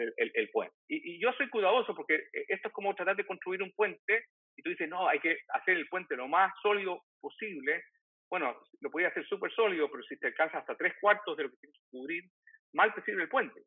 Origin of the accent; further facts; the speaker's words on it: Chile; como diríamos en Chile